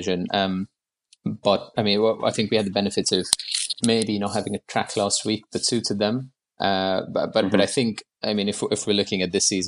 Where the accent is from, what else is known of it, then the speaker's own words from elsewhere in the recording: Mumbai, Maharashtra, India; moved away as an adult; now in London, United Kingdom; I moved to London in 2014 from Bombay, where I grew up